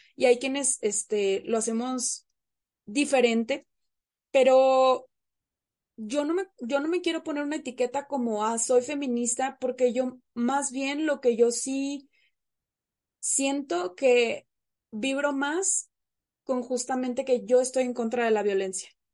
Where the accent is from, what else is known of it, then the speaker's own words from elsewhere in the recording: Monterrey, Nuevo León, Mexico; moved away as an adult; now in Mexico City, Mexico; yo soy regiomontana, de nuestra sultana del norte, pero en este momento yo me encuentro como foránea este, en la Ciudad de México